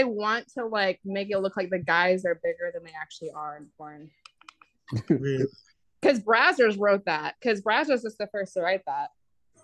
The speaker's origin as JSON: {"language": "English", "region": "the South", "country": "United States", "said": "I'm from the South."}